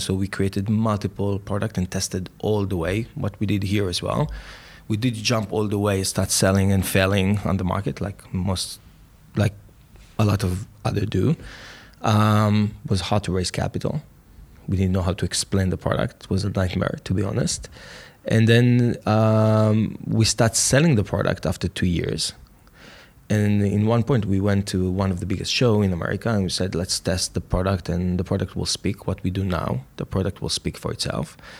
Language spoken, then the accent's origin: English; Jerusalem, Jerusalem District, Israel; also born or lived in Tel Aviv; born in Israel, grew up in Jerusalem.